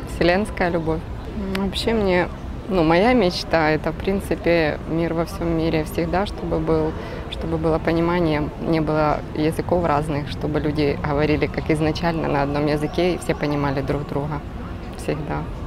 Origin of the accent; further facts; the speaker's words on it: Kyiv, Ukraine; я из Киева